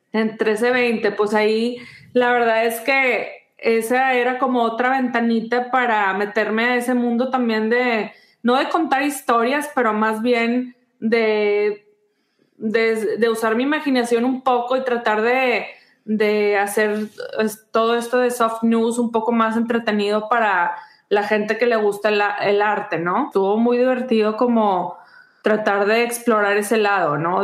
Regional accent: Mexico; moved away as an adult; now in United States; nunca lo voy a soltar a México porque pues de ahí soy

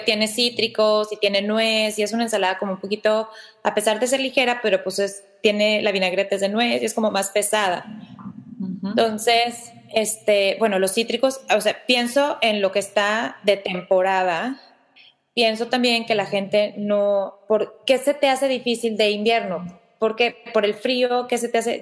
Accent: Mexico; yo no soy la típica mexicana, físicamente

